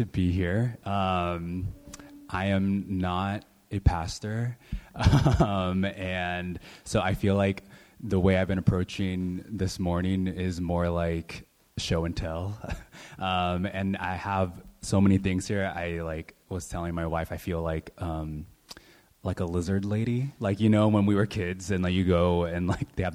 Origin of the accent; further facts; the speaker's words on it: San Francisco, California, United States; now in Oakland, United States; I was born and raised in San Francisco.